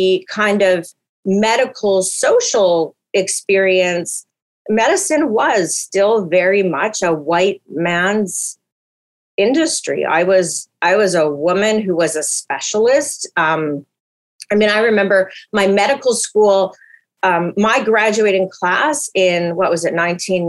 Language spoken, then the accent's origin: English; Winnipeg, Manitoba, Canada; now in Vancouver, Canada; I'm from North End, Winnipeg. I say that proudly